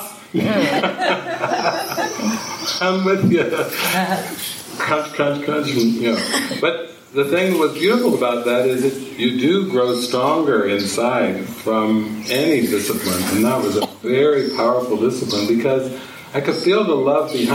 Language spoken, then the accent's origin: English; Midwestern United States, United States; moved away as an adult; growing up in Midwestern United States